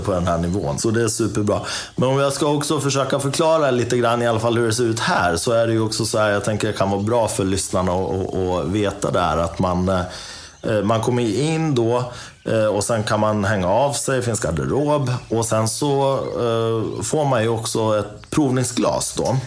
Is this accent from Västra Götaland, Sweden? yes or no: no; Dalarna County, Sweden; jag är från Dalarna